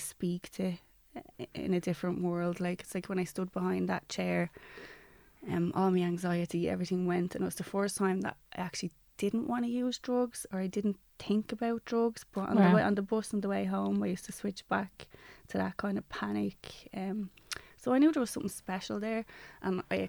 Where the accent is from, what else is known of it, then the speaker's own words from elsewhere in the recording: Dublin, Leinster, Ireland; I grew up in Ballymun